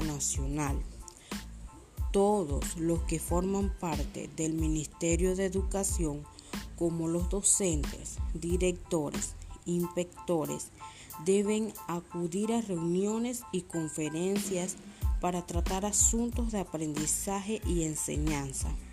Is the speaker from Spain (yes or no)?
no; Panama; como panameños